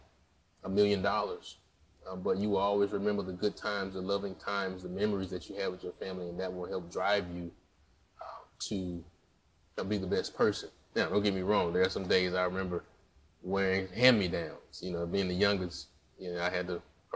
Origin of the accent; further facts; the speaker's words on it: Jackson, Mississippi, United States; I'm from Jackson, Mississippi, a wonderful town, capital city